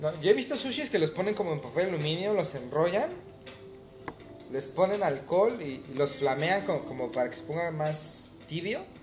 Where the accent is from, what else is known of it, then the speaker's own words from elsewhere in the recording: Mexico; moved away; ser mexicano